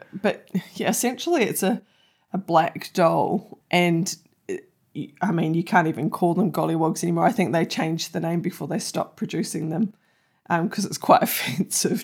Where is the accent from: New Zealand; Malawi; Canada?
New Zealand; me being a Kiwi